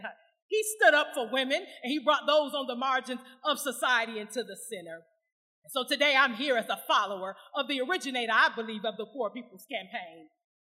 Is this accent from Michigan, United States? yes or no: yes; Flint, Michigan, United States; I'm from Flint, Michigan, right next door to Saginaw